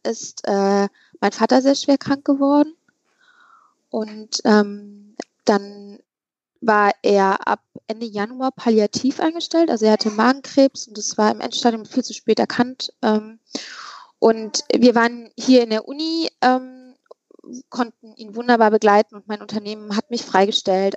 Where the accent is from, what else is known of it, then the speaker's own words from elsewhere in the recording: Übach-Palenberg, North Rhine-Westphalia, Germany; da bin ich in Scheppensee groß geworden